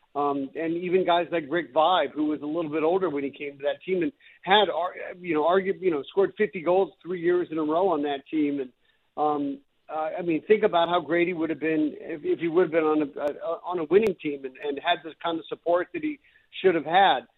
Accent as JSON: {"language": "English", "town": "North Vancouver", "region": "British Columbia", "country": "Canada", "tie": "born or raised there", "said": "I grew up in North Vancouver, and I, you know, grew up a Canucks fan"}